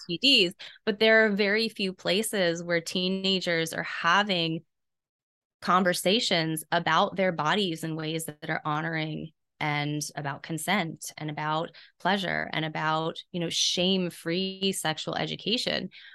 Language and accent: English; South Carolina, United States; I was raised in an area of the country that is notoriously pretty repressed. I'm from South Carolina